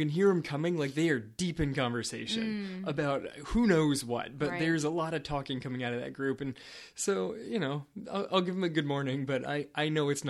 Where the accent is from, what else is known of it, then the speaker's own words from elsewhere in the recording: California, United States; also born or lived in Florida; I'm from California and Florida.